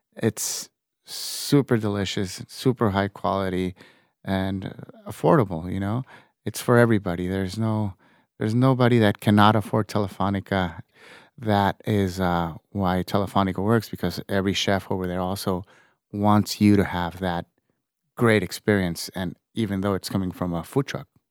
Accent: Tijuana, Baja California, Mexico; also born or lived in San Diego; I was born in San Diego, like you said. Uh, it's very, uh, common for my generation, seventy something, to be born in San Diego and, and being, uh, uh, raised in Tijuana.

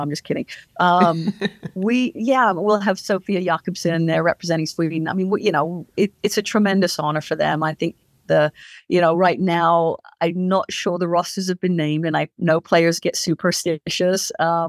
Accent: England, United Kingdom; my father was in the Royal Marines when I grew up in England. So I've lived that life, you know, traveling around

